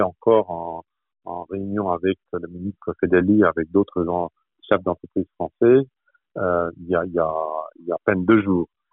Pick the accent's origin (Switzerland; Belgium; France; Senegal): France; moved away as an adult; now in Toronto, Canada; quand on est français, quand on représente la France, comme je le fais ici à Toronto